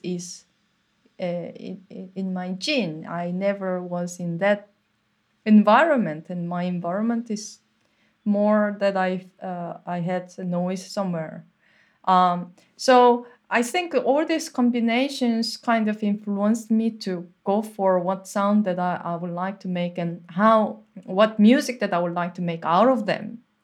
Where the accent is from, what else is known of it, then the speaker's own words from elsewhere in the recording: Seoul, South Korea; moved away; I'm from Seoul and there is no single place that you can be quiet there